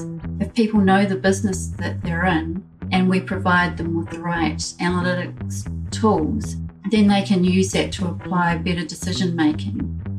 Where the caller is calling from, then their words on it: Wellington, New Zealand; So I'm joining from Wellington, which is the capital city of New Zealand.